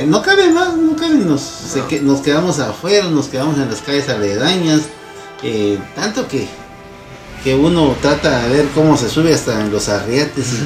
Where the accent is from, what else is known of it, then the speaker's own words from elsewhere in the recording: Guatemala; como buen chapín las cosas de último, ¿verdad?